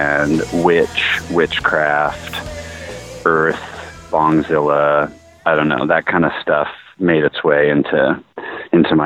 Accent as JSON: {"language": "English", "town": "Salem", "region": "Oregon", "country": "United States", "tie": "born or raised there", "lives_now": "Portland, United States", "said": "Salem, Oregon."}